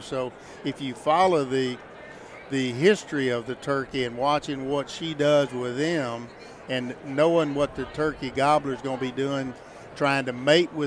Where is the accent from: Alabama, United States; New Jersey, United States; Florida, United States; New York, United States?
Alabama, United States; Deep South; moved away; growing up in the Deep South and still owning some property in Alabama that I manage, we enjoy going there because of my roots being there.